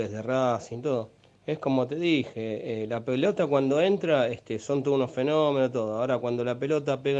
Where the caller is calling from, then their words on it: Buenos Aires, Argentina; de Parque Chacabuco.